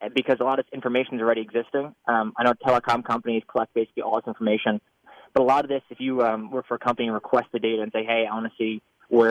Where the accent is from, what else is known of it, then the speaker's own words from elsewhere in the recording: Long Island, New York, United States; I am from Long Island.